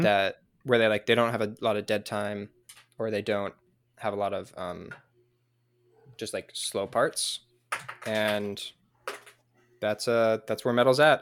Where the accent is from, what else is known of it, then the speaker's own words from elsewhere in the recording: San Diego, California, United States; now in Utah, United States; I'm from San Diego, but I live in Utah right now